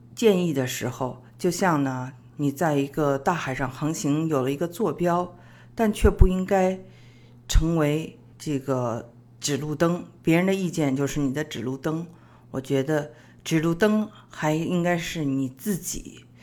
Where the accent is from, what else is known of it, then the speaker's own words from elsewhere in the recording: China; 我们中国人